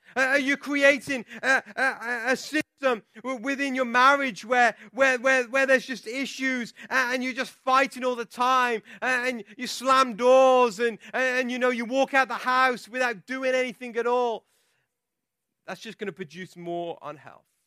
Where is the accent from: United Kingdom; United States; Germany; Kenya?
United Kingdom; England; I'm from England